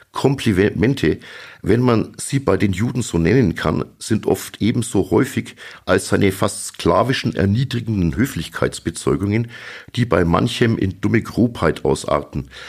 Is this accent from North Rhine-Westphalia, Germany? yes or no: no; Sulzbach-Rosenberg, Bavaria, Germany; ich komme aus Sulzbach-Rosenberg